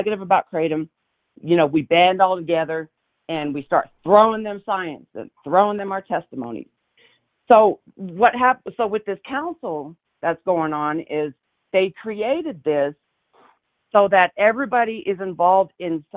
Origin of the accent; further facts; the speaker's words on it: Tennessee, United States; now in Adams County, Colorado, United States; I was born and raised in Tennessee, so I'm a transplant to Colorado. Yeah, we moved out here in 94.